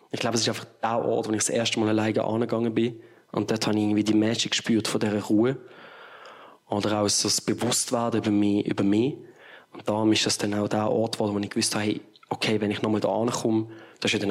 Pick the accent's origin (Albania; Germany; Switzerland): Switzerland; Basel, Basel-Stadt; gerade wenn man hier in der Schweiz wohnt oder als Basler, allein schon mit der Fahrt hat man einfach irgendwie gesagt, okay, das, das muss jetzt sein.